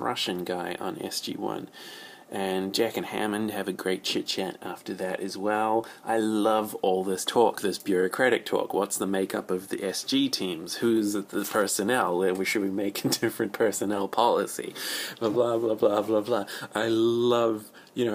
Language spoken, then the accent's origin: English; New Zealand; I'm from New Zealand